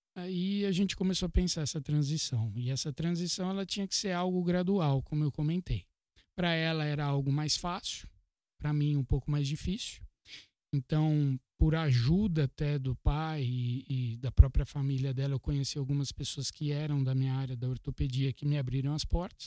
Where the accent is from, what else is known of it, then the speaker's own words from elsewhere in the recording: São Paulo, Brazil; Eu sou paulistano, nasci aqui, fui criado aqui